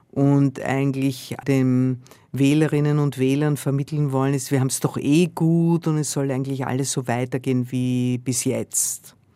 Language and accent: German; Austria; Ich komme aus Österreich, wo die FPÖ weitaus stärker ist, in einigen Bundesländern in der Regierung ist.